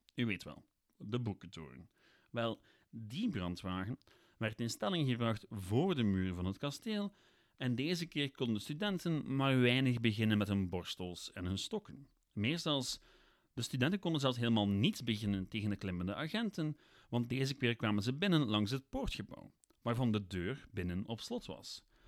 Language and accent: Dutch; Ghent, Flanders, Belgium; ik ben van Gent, ik heb in Gent gestudeerd.